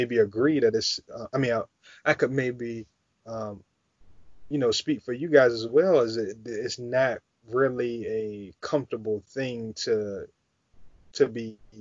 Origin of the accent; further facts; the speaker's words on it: United States; what it is to be Black, you know, growing up in America